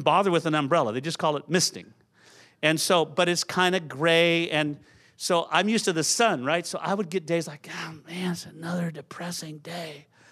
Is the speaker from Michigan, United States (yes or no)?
no; San Jose, California, United States; moved away as an adult; also born or lived in Aptos, California; now in Portland, United States; I grew up in Santa Clara, San Jose